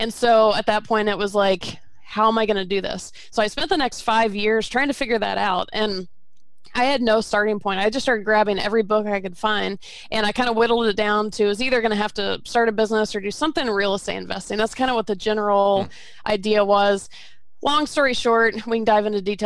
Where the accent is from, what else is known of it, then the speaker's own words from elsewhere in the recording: Georgia, United States; also born or lived in Florida; I was born in Florida, but I grew up in Georgia